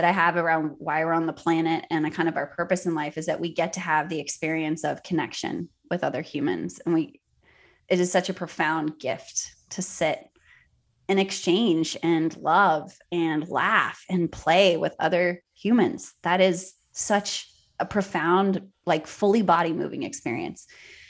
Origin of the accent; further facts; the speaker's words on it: Cape Town, Western Cape, South Africa; born there; So I was born in Cape Town, South Africa during apartheid.